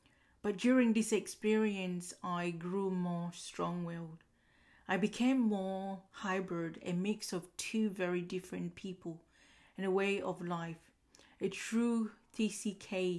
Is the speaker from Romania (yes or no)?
no; Uganda; now in Australia; More about me, I was born in Uganda, and before moving to Australia, my family would have relocated to many different cities and villages in Uganda.